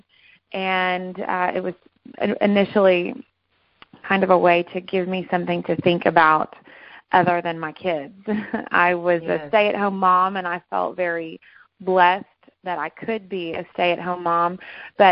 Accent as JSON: {"language": "English", "town": "McKinney", "region": "Texas", "country": "United States", "tie": "born or raised there", "also_born_or_lived": "Fort Worth, Texas", "said": "I was born and raised here in McKinney, Texas"}